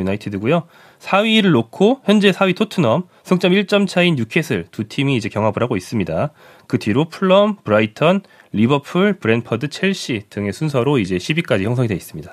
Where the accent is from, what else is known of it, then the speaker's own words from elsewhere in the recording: South Korea; 제가 한국인이라서